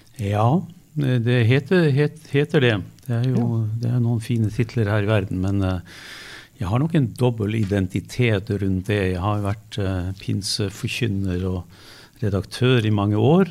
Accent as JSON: {"language": "Norwegian", "area": "Lofoten", "region": "Nordland", "country": "Norway", "said": "jeg er fra Lofoten"}